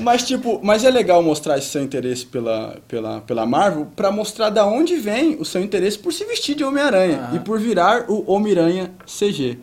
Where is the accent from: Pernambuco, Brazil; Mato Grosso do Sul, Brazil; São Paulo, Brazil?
Mato Grosso do Sul, Brazil; Itaquiraí; now in Campo Grande, Brazil; sou do interior do estado, sou de Itaquiraí, cidade que sempre falo. E eu vinha, quando pequeno, de Itaquiraí aqui